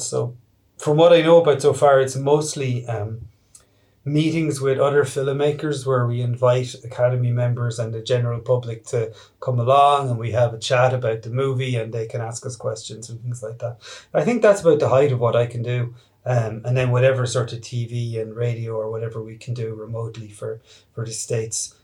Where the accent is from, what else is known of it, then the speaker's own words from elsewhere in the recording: Ireland; we're Irish filmmakers making an Irish film representing Irish themes